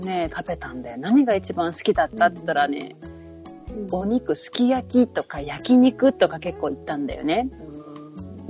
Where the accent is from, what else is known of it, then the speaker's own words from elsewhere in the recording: Hiroshima, Japan; now in New York, United States; 私、まあ、広島出身なんだけど